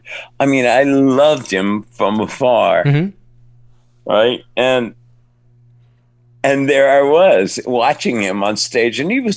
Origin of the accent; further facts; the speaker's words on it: Cuba; now in Miami, United States; My story is about Hollywood. I mean, I came from Cuba to Miami, and from the University of Miami, I jumped to Hollywood.